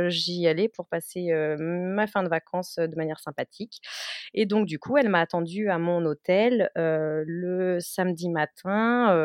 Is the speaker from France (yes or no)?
yes; France; accent: Frenchy; est-ce qu'elle va me comprendre avec mon accent Frenchy euh, Ça fait quand même dix ans que j'ai pas parlé espagnol